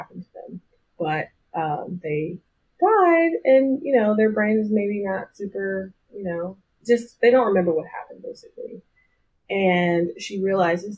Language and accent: English; the South, United States; I'm from the South